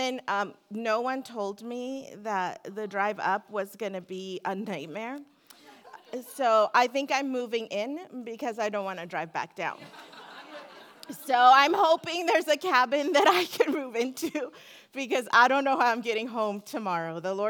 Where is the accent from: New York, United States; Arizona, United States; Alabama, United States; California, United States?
California, United States; Seal Beach; I come from Seal Beach, California, where I go to church.